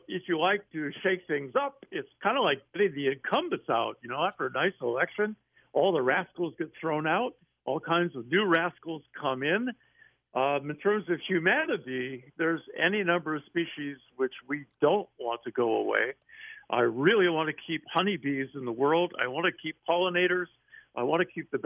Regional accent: San Juan Islands, Washington, United States; I grew up in the American San Juan Islands, northwest Washington State

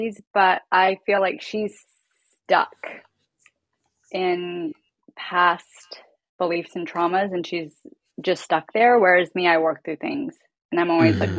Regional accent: Vermont, United States; I grew up in Vermont

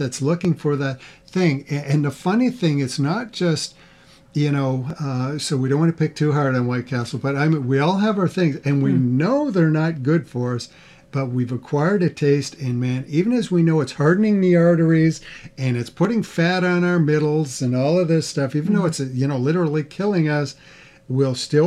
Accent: the East, United States; now in Midwest, United States; We didn't grow up with those. We're both from the East. We grew up with our own things

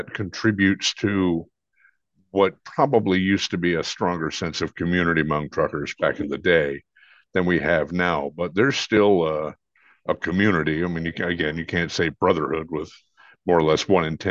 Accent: Williamsburg, Virginia, United States; also born or lived in the South; growing up on the farm was the big thing

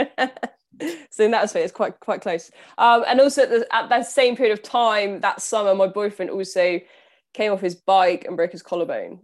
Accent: Southampton, South East England, United Kingdom; I'm from Southampton, so on the south coast of the U K

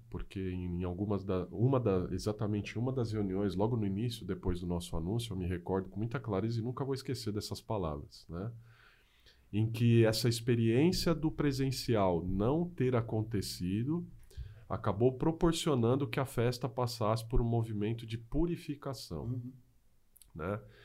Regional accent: São Paulo, Brazil; moved away as an adult; now in Mogi das Cruzes, Brazil; eu sou de São Paulo, moro em Mogi das Cruzes aí há pouco menos de 10 anos

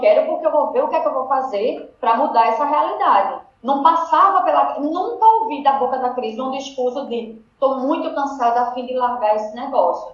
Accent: Northeast Region, Brazil; accent: Northeastern (sotaque de cangaceiro), very drawn-out

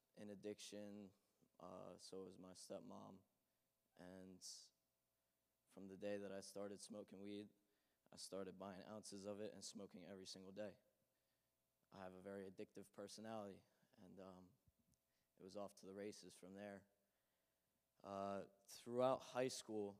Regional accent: New Egypt, New Jersey, United States; I grew up in New Egypt in North Hanover

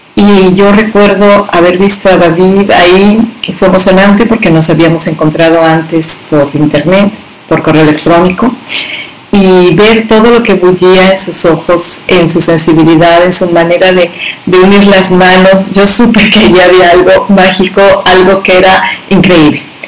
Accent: Mexico; escritora mexicana de literatura infantil y juvenil

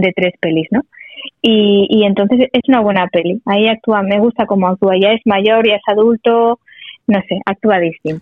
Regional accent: Sabadell, Catalonia, Spain; los de Sabadell somos muy de Sabadell

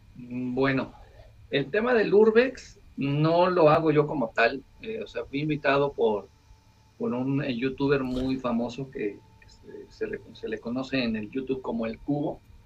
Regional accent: Querétaro, Mexico; la ciudad de Querétaro, de donde soy originario

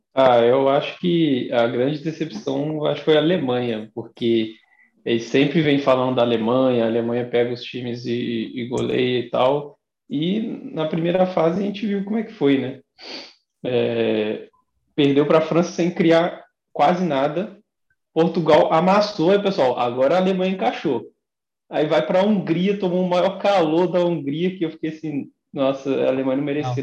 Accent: Bom Jesus do Itabapuana, Rio de Janeiro, Brazil; eu sou de Bom Jesus do Itabapuana, no interior do Rio.

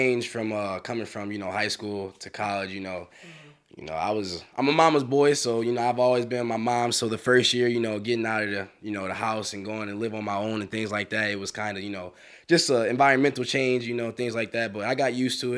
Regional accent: Kenosha, Wisconsin, United States; moved away as an adult; also born or lived in Northern Michigan; I'm from Kenosha

